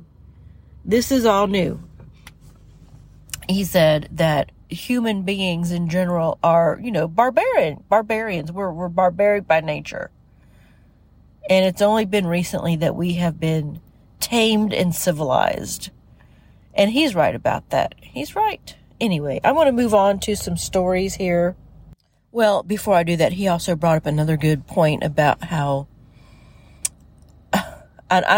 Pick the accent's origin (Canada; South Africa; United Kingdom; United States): United States; living in the United States, growing up in the United States